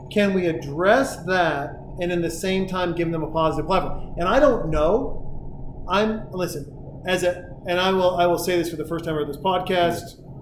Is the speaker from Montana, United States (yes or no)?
yes; Montana, United States; from Montana. I became a Niners fan because of Joe Montana